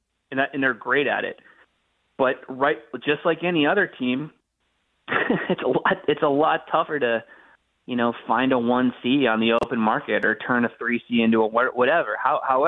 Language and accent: English; United States; As a proud American hockey fan